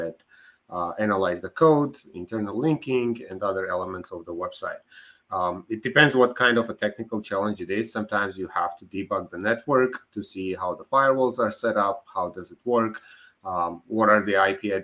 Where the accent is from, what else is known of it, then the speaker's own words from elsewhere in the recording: Armenia; moved away; I was born in Armenia. I graduated my university there